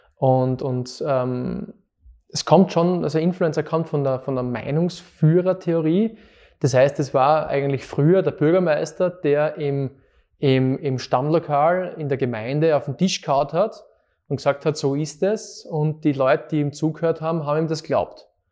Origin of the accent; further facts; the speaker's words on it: Fohnsdorf, Styria, Austria; moved away as an adult; now in Graz, Austria; ich bin aus Fonsdorf, genau. Aus Fonsdorf, Zeltweg maturiert in der HTL, Bautechnik.